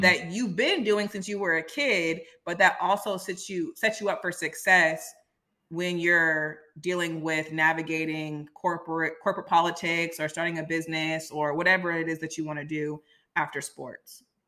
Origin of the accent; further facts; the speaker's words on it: Silicon Valley, California, United States; I'm from Silicon Valley